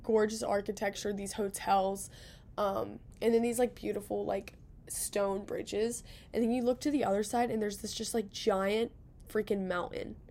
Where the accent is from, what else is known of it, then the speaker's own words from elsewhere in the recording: Cincinnati, Ohio, United States; now in Athens, United States; I'm from Cincinnati